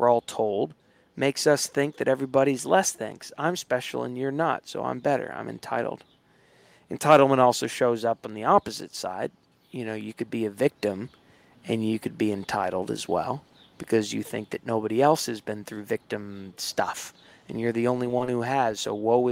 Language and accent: English; Hilton Head Island, South Carolina, United States; now in New York City, United States; I grew up in Hilton Head Island, South Carolina.